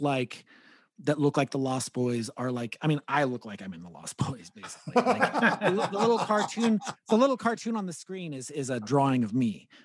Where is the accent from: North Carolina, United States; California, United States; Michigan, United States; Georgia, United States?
California, United States; Gilroy; we grew up in Gilroy